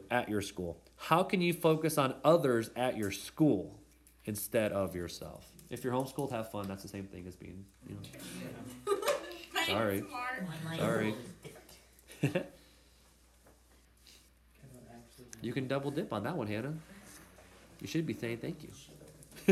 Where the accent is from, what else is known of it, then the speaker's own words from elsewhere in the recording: United States; As Americans